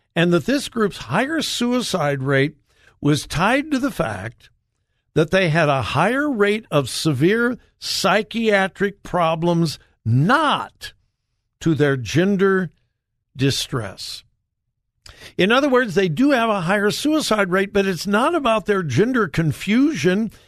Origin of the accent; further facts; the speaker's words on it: United States; I was from America